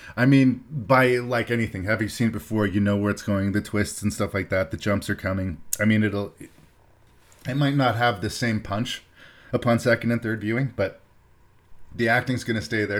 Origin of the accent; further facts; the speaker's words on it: Canada; I'm Canadian and that's where my show is from